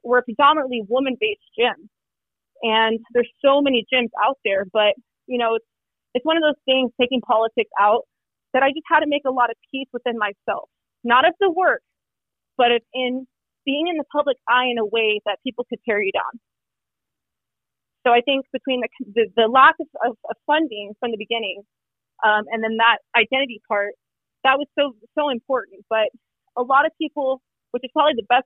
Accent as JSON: {"language": "English", "town": "Phoenix", "region": "Arizona", "country": "United States", "tie": "born or raised there", "said": "I was born in Phoenix, Arizona, my family is Mexican and Cuban."}